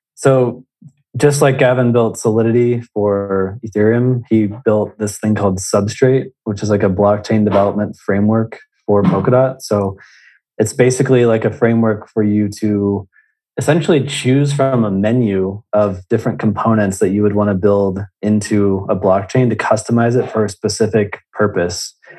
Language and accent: English; Indiana, United States; I'm originally from Indiana